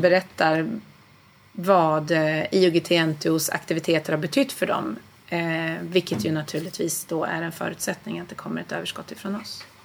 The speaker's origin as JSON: {"language": "Swedish", "town": "Nyköping", "region": "Södermanland", "country": "Sweden", "moved": "yes", "said": "jag kommer från Nyköping från början, okay. eh, Sörmland"}